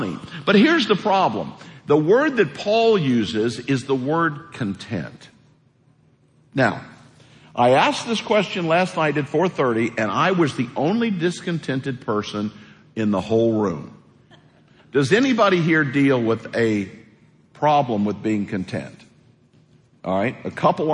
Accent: Missouri, United States; moved away; I grew up in a real small house in Missouri, 900 square feet

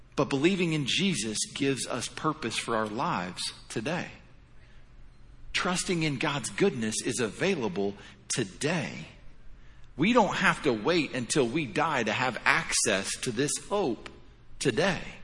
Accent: Indiana, United States; moved away as an adult; now in Florida, United States; originally I'm born and raised in Indiana

